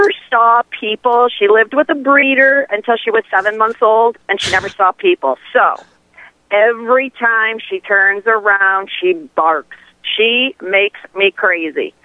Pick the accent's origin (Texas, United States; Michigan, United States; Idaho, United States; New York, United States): Michigan, United States; I'm from Michigan